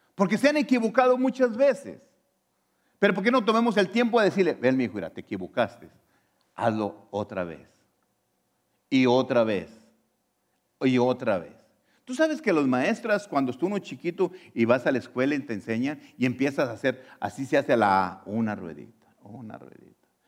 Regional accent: Mexico; now in United States; Yo antes nací en México, era ciudadano ah, mexicano

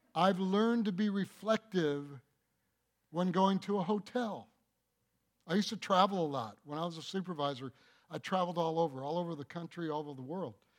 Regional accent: Michigan, United States; I'm from Michigan

